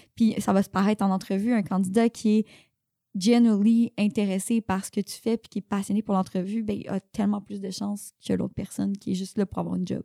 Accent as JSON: {"language": "French", "town": "Saint-Jérôme", "region": "Quebec", "country": "Canada", "also_born_or_lived": "Sainte-Adèle / Montreal", "moved": "yes", "said": "viens de Saint-Jérôme"}